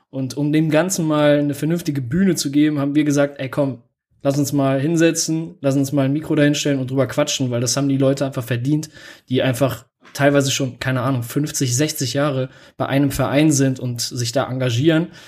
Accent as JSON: {"language": "German", "town": "Krefeld", "region": "North Rhine-Westphalia", "country": "Germany", "tie": "born or raised there", "said": "Auch gebürtig aus Krefeld, damals noch im alten Krefelder Klinikum da an der Kölner Straße geboren."}